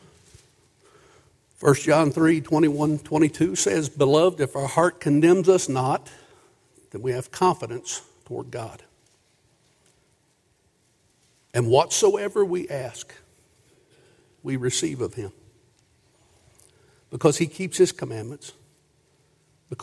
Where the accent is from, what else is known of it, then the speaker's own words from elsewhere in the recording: Booneville, Kentucky, United States; I grew up in Boonville, Kentucky.